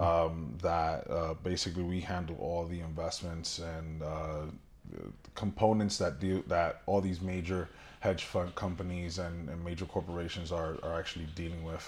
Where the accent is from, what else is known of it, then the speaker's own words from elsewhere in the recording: New York City, New York, United States; moved away; born and raised in Brooklyn, New York, uh, a descendant of, uh, of a Dominican family